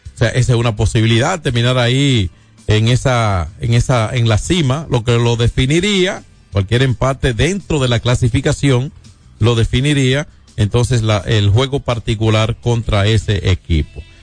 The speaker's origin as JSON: {"language": "Spanish", "town": "San Francisco de Macorís", "region": "Duarte", "country": "Dominican Republic", "tie": "born or raised there", "said": "San Francisco Macorís Macorís, entonces, que es mi pueblo"}